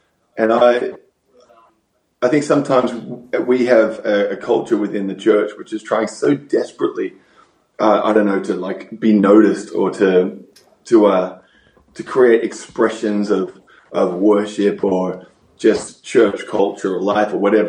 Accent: Australia; now in United States

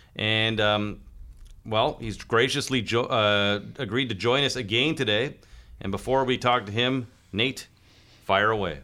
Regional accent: Kingston, Ontario, Canada; growing up in Kingston prior to the hyper sports media coverage

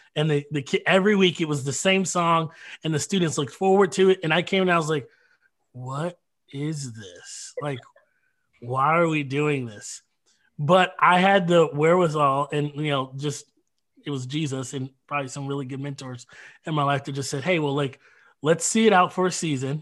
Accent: Detroit, Michigan, United States; moved away as an adult; also born or lived in Minnesota / Grand Rapids, Michigan; now in Kenosha, United States; I grew up in Detroit

